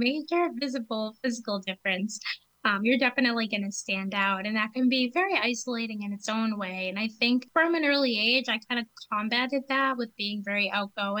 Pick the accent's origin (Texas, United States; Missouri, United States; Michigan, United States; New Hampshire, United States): New Hampshire, United States; southern; I grew up in New Hampshire, southern New Hampshire, just under an hour from Boston